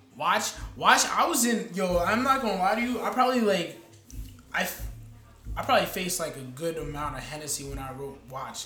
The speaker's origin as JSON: {"language": "English", "region": "Florida", "country": "United States", "also_born_or_lived": "Long Island, New York", "moved": "as an adult", "lives_now": "New Jersey, United States", "said": "I'm more from uh, Florida. If anything, I probably spent the most of my life in Florida, but I moved up here about four or five years ago"}